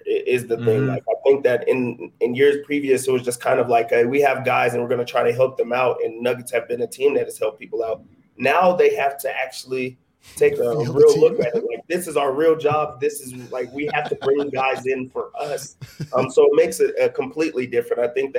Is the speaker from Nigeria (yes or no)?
yes; Nigeria; I'm Nigerian.